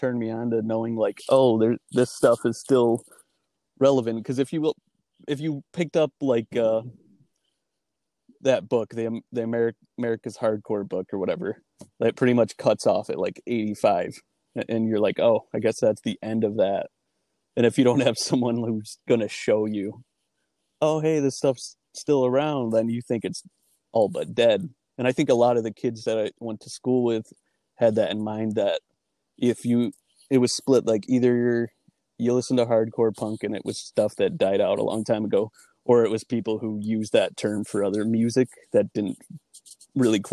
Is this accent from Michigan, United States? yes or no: no; Webster, New York, United States; growing up in Webster was like kind of a weird thing for me